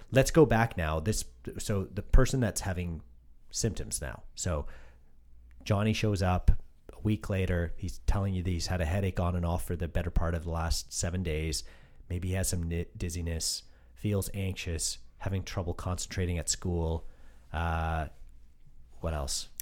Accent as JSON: {"language": "English", "country": "Canada", "said": "I'm I'm Canadian"}